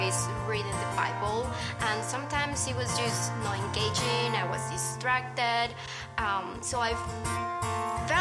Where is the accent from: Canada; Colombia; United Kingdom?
Colombia; now in Denver, United States; So I grew up in Colombia and I was raised Catholic